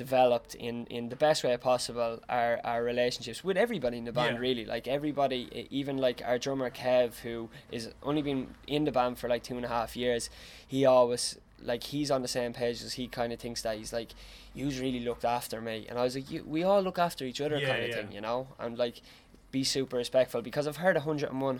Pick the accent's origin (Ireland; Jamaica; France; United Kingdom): Ireland; Tipperary, Munster; we're not from Dublin. Like, we're from Tipperary